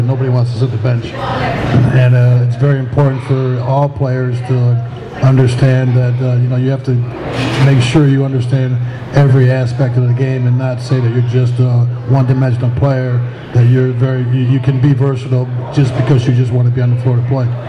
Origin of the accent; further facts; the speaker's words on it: Utica, New York, United States; I'm from Utica, New York, just down the road